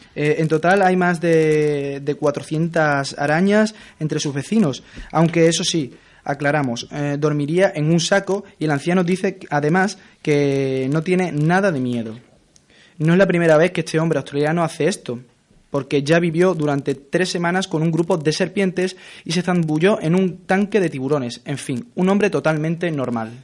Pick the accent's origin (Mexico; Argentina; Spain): Spain; somos españoles